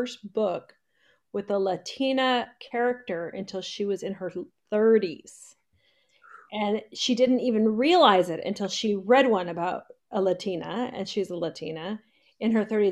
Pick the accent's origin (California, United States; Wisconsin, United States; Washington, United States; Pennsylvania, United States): California, United States; Santa Cruz Mountains; now in Glendale, United States; I grew up in the Santa Cruz Mountains in a redwood forest with no TV